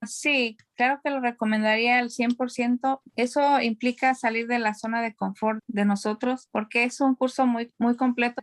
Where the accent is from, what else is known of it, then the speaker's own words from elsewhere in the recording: Mexico; moved away as an adult; now in California, United States; yo soy mexicana y tengo ah, radicando en California por 15 años